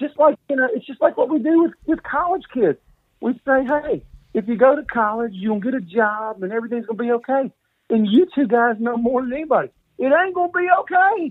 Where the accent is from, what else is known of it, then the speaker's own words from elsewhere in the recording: Mobile, Alabama, United States; I'm from Mobile, Alabama. I went to St. Paul's